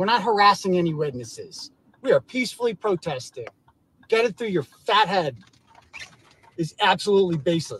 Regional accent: Holden, Massachusetts, United States; I'm not from California, Jim. I'm from Massachusetts. A little town called Holden, right outside of Worcester.

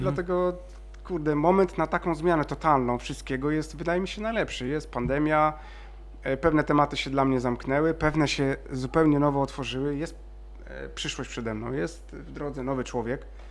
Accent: Szczecin, West Pomeranian Voivodeship, Poland; ja też jestem ze Szczecina

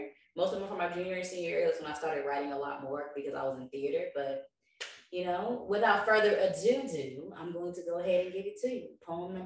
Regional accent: the Bay Area, California, United States; I'm from the Bay

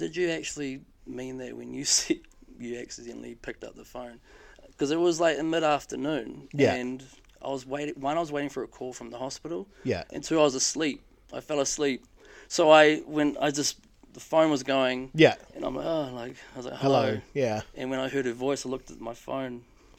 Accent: Palmerston North, Manawatū-Whanganui, New Zealand; Like, yes, I'm from Palmy.

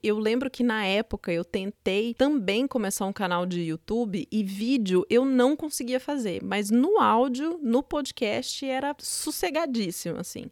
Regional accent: São Paulo, Brazil; also born or lived in Juiz de Fora, Minas Gerais / Curitiba, Paraná; Eu nasci em Juiz de Fora, Minas Gerais, é, mas eu só nasci lá. Eu fui para Curitiba com um ano de idade. Quando eu tinha oito, nove anos, vim para São Paulo e desde então moro em São Paulo.

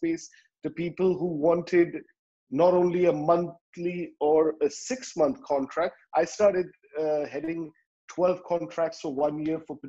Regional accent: Dubai, United Arab Emirates; I come from Dubai

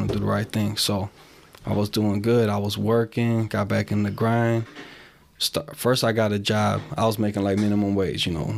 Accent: Aurora, Illinois, United States; also born or lived in Chicago, Illinois / Wisconsin; I grew up in Aurora

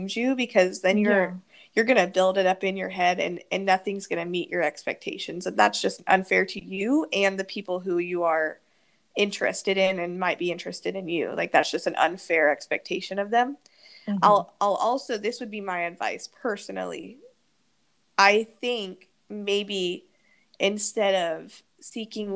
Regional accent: Wichita, Kansas, United States; moved away; I still sometimes wish I could be back in Wichita with my family and my friends

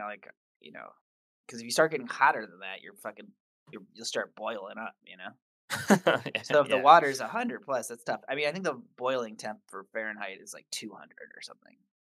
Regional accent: Michigan, United States; moved away; because I come from Michigan where it's, you know, snowy, very snowy. And I grew up with lots of snow, snow days from school.

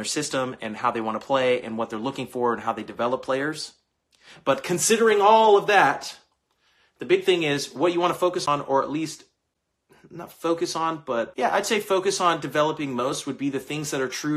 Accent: Bakersfield, California, United States; moved away; I'm from Bakersfield, California. Originally

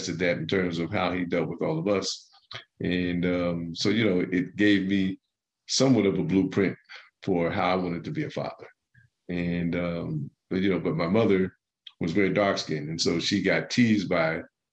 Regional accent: Plainfield, New Jersey, United States; also born or lived in Newark, New Jersey / Piscataway, New Jersey; I was raised in Plainfield

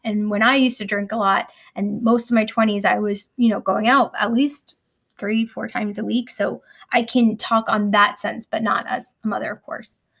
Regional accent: New York, United States; I'm a New Yorker

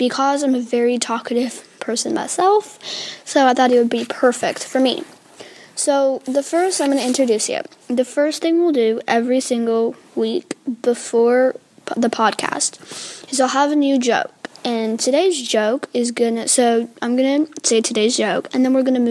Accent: United States; I still was born here in America

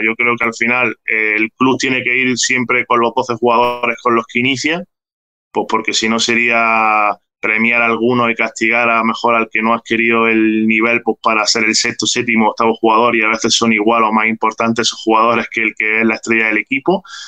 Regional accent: Granada, Andalusia, Spain; Estoy en Granada, estoy en Granada, es mi ciudad natal, donde viven por pues, mis padres, mi familia, donde he pasado pues, prácticamente toda mi vida y donde he crecido.

